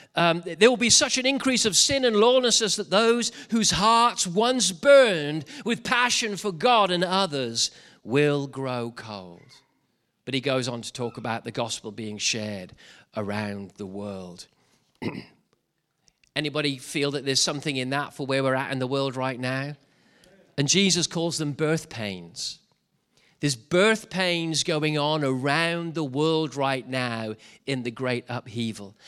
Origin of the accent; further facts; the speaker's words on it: Wales, United Kingdom; speaking as a Welshman